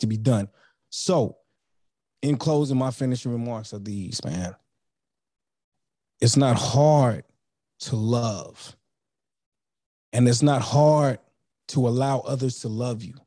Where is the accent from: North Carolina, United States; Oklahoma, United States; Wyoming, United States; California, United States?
North Carolina, United States; also born or lived in New York; I was born in New York, raised in North Carolina